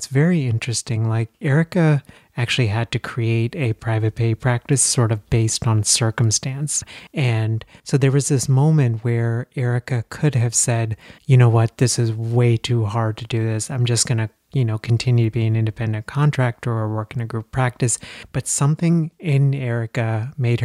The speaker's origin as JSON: {"language": "English", "region": "Texas", "country": "United States", "tie": "born or raised there", "also_born_or_lived": "India", "moved": "as an adult", "lives_now": "Philadelphia, United States", "said": "I spent most of my childhood and college years in Texas"}